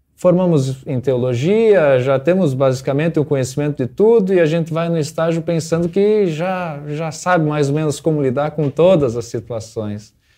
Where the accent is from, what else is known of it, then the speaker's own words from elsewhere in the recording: Santa Rosa, Brazil; eu venho da comunidade São João, lá de Santa Rosa